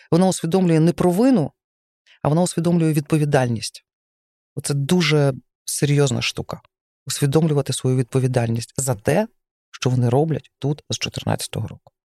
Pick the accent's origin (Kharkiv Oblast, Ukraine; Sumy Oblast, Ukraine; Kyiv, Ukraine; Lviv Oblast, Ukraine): Lviv Oblast, Ukraine; Lviv; зі Львова, я знаю українську мову, я вчу українську мову щоденно, тому що це величезне джерело.